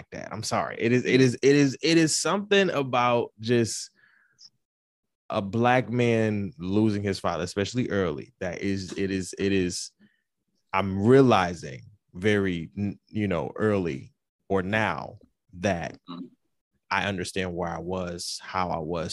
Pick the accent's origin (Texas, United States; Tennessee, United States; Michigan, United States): Michigan, United States; Detroit; also born or lived in Florida; they divorced when I was around two, and we moved back to Detroit